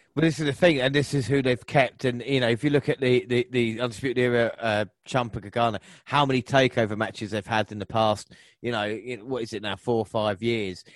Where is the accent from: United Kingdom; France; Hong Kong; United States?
United Kingdom; England; we're so English